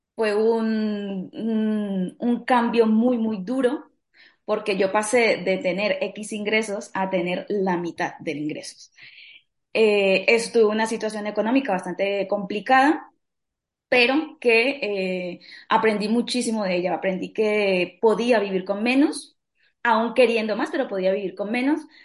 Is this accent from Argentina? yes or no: no; Colombia; now in Spain; soy colombiana, vivo en España hace ya casi diecinueve años